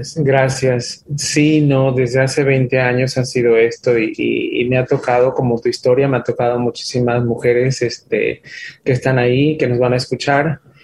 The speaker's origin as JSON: {"language": "Spanish", "town": "Villahermosa", "region": "Tabasco", "country": "Mexico", "tie": "born or raised there", "also_born_or_lived": "Dallas/Fort Worth, Texas", "moved": "yes", "lives_now": "Dallas, United States", "said": "Soy originario de Villahermosa, Tabasco."}